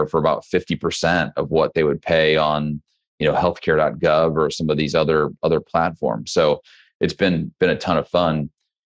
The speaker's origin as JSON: {"language": "English", "region": "Midwest", "country": "United States", "moved": "as an adult", "lives_now": "Texas, United States", "said": "I'm originally from the Midwest kid. So did not grow up in Texas"}